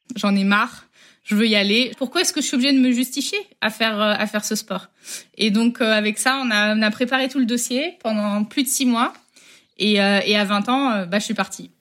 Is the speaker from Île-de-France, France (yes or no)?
no; Rennes, Brittany, France; moved away as an adult; also born or lived in United States; Je suis de Rennes à la base. Ma vie euh, en grandissant, donc euh, en Bretagne.